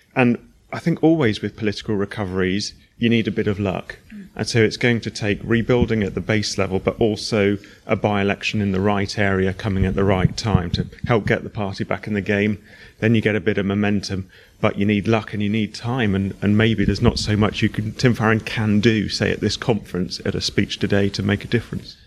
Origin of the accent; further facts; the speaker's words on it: Plymouth, South West England, United Kingdom; I'm from Plymouth